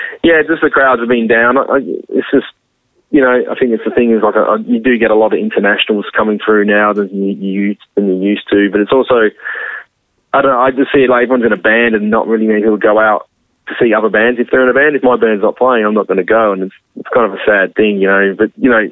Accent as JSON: {"language": "English", "town": "Adelaide", "region": "South Australia", "country": "Australia", "tie": "born or raised there", "also_born_or_lived": "England", "said": "I was born in England, but I moved to Adelaide when I was like six"}